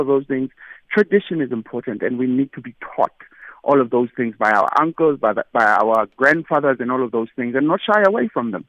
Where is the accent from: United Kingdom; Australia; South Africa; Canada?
South Africa; We grew up, like me, for instance, I grew up in Ekasi, and my family never practiced into the Sintu or all of those things.